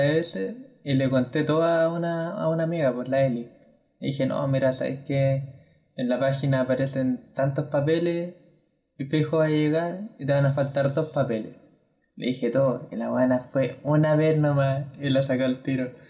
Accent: Valparaíso, Chile; no vivo en Valparaíso, vivo en Vía Alemana, pero de la región de Valparaíso

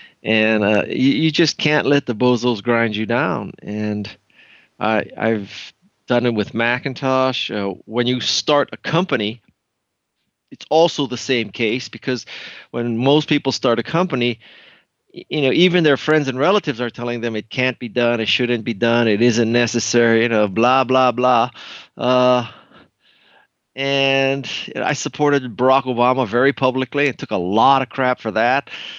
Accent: Honolulu, Hawaii, United States; Basically, I'm from Honolulu. I went to Stanford.

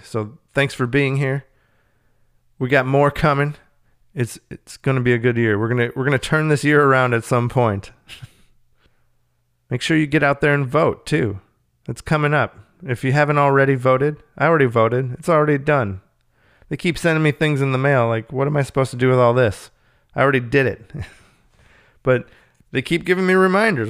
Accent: Minnesota, United States; I'm from Minnesota

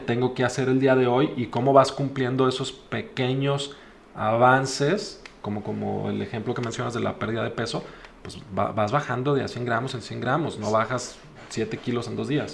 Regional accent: Mexico; Como mexicanos

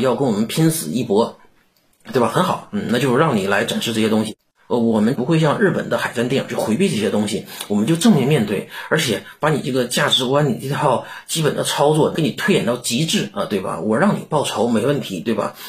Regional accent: China; 让我们中国人民真真正正地站了起来

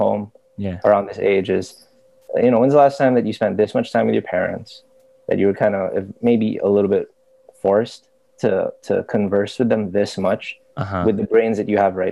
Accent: Philippines; also born or lived in United States; I was born in the States. And stayed there till I was like 6. Uh-huh. Came over to the Philippines. Went to school.

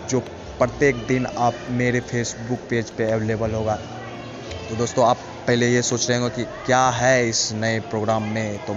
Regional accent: Begusarai, Bihar, India; बेगूसराय के लिसनर जो हमारे लिसनर है बहुत ही प्यारे हैं और हमारा शहर भी बहुत प्यारा है नॉर्थ कैपिटल कहा जाता है बेगूसराय को

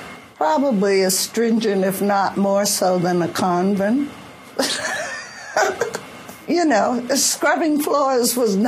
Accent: Boston, Massachusetts, United States; I was born in Boston, Massachusetts, and I lived in East Boston, and then my college years, my mother and I lived in the Back Bay, the Fenway section.

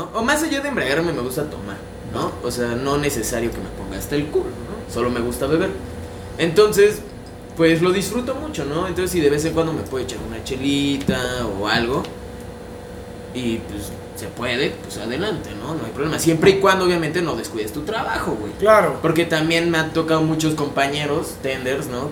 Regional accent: Mexico; yo soy de Cuapa, toda mi vida estoy en Cuapa, soy súper cuapeño

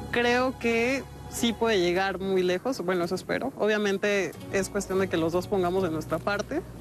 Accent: Mexico City, Mexico; Tengo 21 años, soy de la Ciudad de México

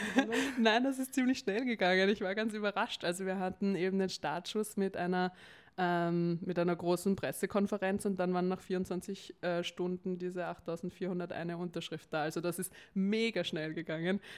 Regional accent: Vienna, Austria; ich komme aus Wien, bin geboren in Wien, also eine echte Wienerin

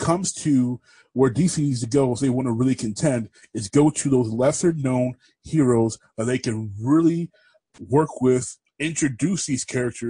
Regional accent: United Kingdom; I can do that. I'm British.

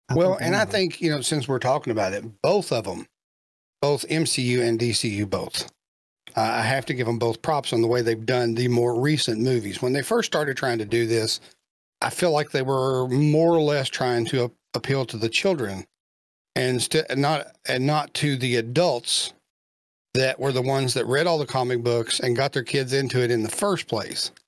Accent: Kentucky, United States; he's from my home state

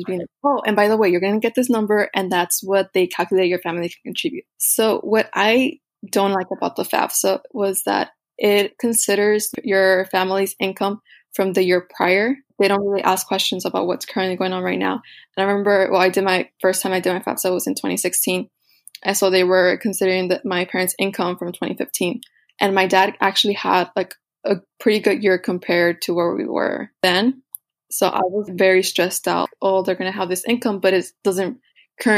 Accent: Rio Grande Valley, Texas, United States; my hometown college, which is UTRGV

